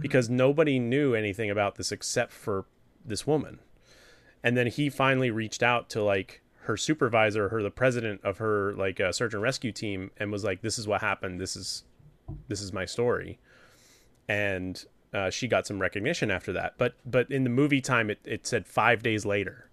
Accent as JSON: {"language": "English", "region": "New Hampshire", "country": "United States", "tie": "born or raised there", "said": "it takes place in my home state"}